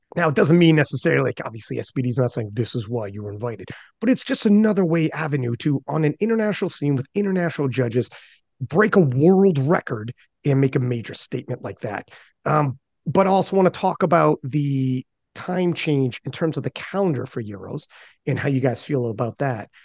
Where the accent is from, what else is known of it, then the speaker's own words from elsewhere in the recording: Canada; I'm Canadian